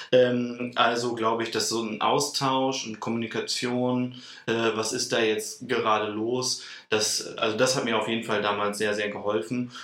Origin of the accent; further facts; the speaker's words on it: Celle, Lower Saxony, Germany; Ich bin auch gebürtiger Zeller, also eigentlich gar nicht so weit weg von Hannover